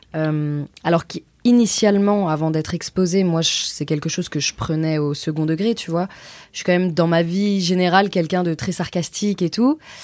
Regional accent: Auvergne-Rhône-Alpes, France; now in Paris, France; J'ai grandi à Aix, à la frontière de Genève

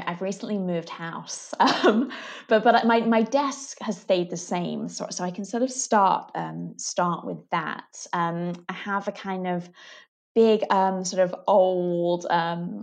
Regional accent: Manchester, North West England, United Kingdom; Manchester that is my hometown.

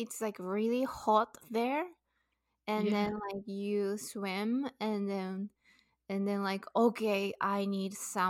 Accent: Saitama, Japan; also born or lived in Tokyo, Japan; now in Vancouver, Canada; I was born in Tokyo and raised in Saitama Prefecture, which is right next to Tokyo. So I say I am from Tokyo.

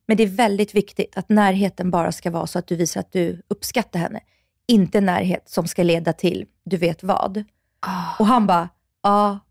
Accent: Russia; now in Sweden; jag är från Ryssland

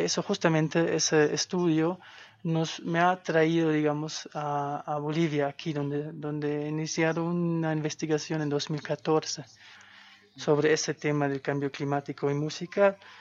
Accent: a small village in western Germany, Germany; moved away as an adult; soy de Alemania. Em, vengo de un pueblo chiquitito

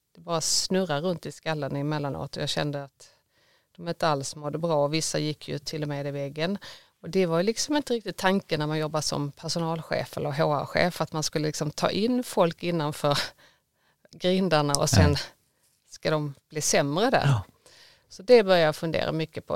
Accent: Skåne, Sweden; now in Gothenburg, Sweden; jag är mycket en skåning med ett klappande Göteborgshjärta. Jag har bott här i många år nu

